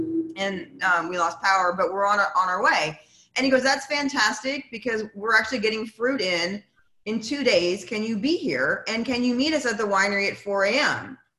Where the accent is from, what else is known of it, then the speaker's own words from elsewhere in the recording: Houston, Texas, United States; moved away as an adult; also born or lived in New Jersey; now in Napa Valley, United States; I'm from Houston, which gets hits with hurricanes all the time.